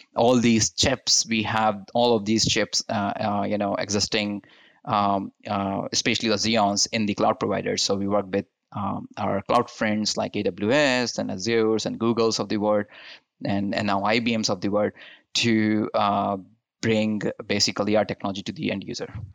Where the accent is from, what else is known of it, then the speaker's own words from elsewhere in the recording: India; moved away as an adult; also born or lived in Utah, United States; now in United States; I'm born and brought up in India